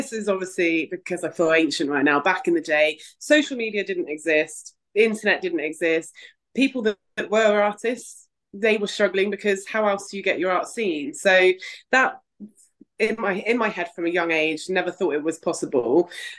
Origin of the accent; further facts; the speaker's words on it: Bristol, South West England, United Kingdom; And yeah, I'm an artist from Bristol.